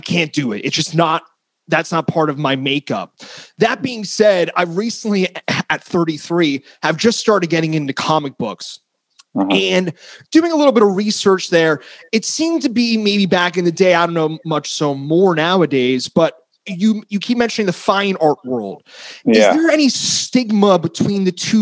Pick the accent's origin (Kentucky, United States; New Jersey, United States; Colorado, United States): New Jersey, United States; also born or lived in Queens, New York; I grew up in New Jersey. So I was born in Queens